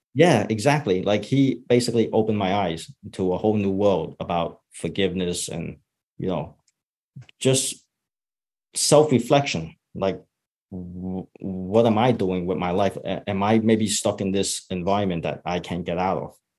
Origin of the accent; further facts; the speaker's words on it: United States; I grew up in Chinatown